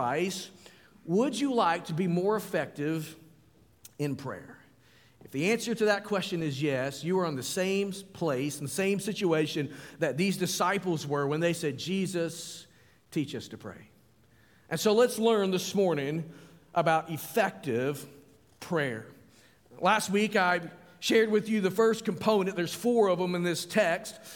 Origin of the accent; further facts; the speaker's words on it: United States; I'm an American